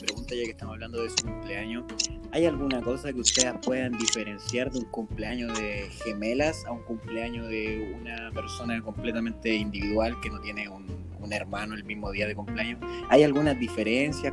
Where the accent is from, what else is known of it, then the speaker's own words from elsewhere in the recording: Chile; siendo chilenos